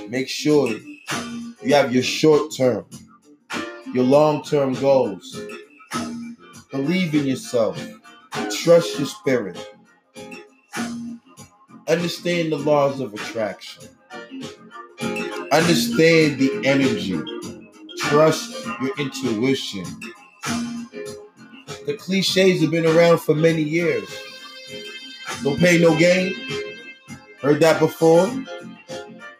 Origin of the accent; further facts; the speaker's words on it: Boston, Massachusetts, United States; the building, Piano Factory, Tremont Street. November 27th, 1978, I was born